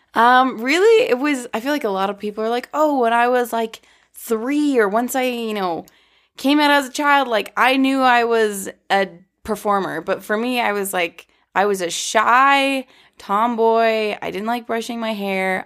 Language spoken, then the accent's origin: English; Boca Raton, Florida, United States; I was born in Boca Raton